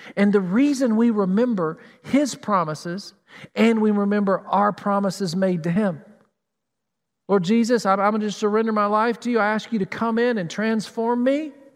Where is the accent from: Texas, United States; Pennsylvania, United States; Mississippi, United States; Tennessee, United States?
Tennessee, United States; now in Columbus, United States; Growing up in Tennessee, we had mountains, unlike Flat Columbus